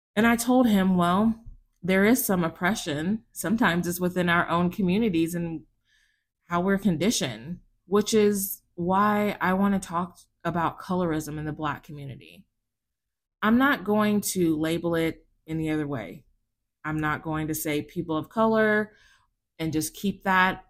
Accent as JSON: {"language": "English", "region": "South Texas", "country": "United States", "tie": "born or raised there", "said": "I grew up in South Texas"}